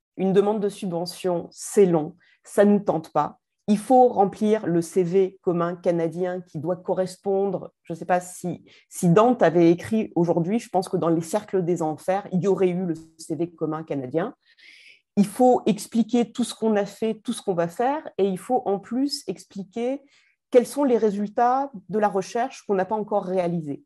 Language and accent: French; Marseille, Provence-Alpes-Côte d'Azur, France; en tant que Marseillaise